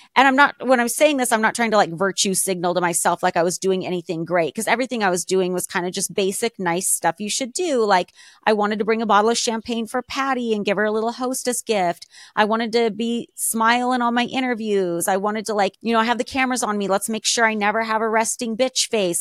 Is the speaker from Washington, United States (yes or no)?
no; Alaska, United States; moved away; I grew up in Alaska.